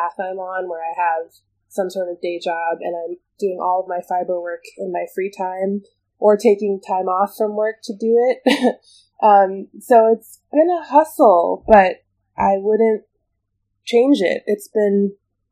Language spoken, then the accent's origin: English; Bloomington, Minnesota, United States; moved away as an adult; now in Chicago, United States; I actually was born in Chicago, where I live now, but I grew up in Minnesota